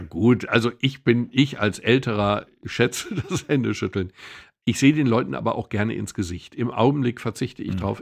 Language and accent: German; Swabia, Germany; Ich komme aus dem Schwäbischen